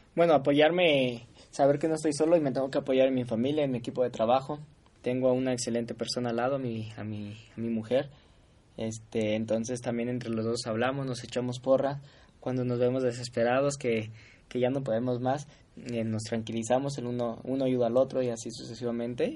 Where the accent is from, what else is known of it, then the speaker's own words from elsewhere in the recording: Guadalajara, Jalisco, Mexico; yo soy de Guadalajara